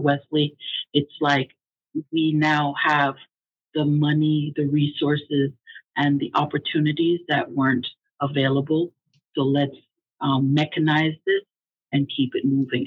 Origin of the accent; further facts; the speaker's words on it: Jamaica; also born or lived in Hollis, Queens, New York; now in United States; us uh, original Jamaicans. I, I was born in Jamaica. I'm a naturalized uh, U.S. citizen.